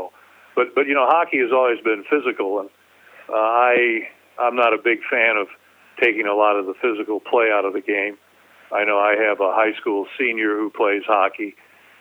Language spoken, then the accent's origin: English; Detroit, Michigan, United States; moved away; I grew up in Detroit going to the Olympia, which was a 12,000-seat building.